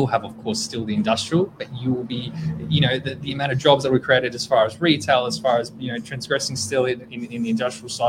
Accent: Melbourne, Victoria, Australia; moved away as an adult; also born or lived in Northern Beaches, Sydney; now in Sydney, Australia; Born and raised in Melbourne

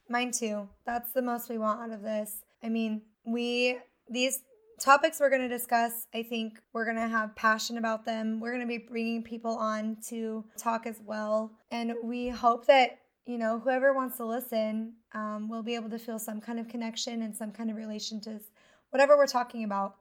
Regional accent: Twin Falls, Idaho, United States; also born or lived in Montana; I was born in Hoover, Montana, but I was raised mostly in Twin Falls, Idaho

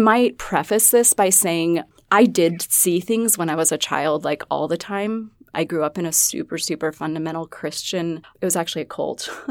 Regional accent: Alaska, United States; now in Rapid City, United States; I didn't grow up here. I grew up in Alaska, of all places

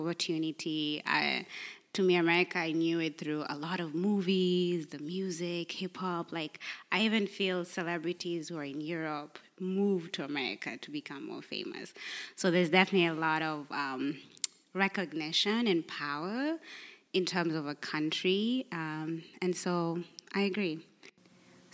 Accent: Kenya; now in United States; as a Kenyan

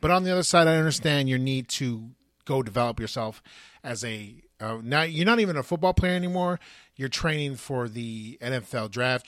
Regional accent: California, United States; we're from California

